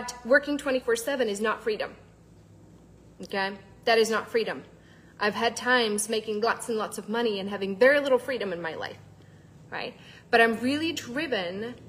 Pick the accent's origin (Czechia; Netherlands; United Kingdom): Czechia; moved away; I'm actually originally from the Czech Republic